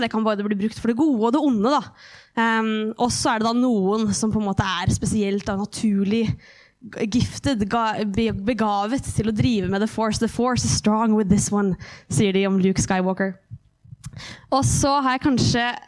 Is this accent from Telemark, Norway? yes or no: no; Hamar, Innlandet, Norway; Jeg vokste opp i Livets senter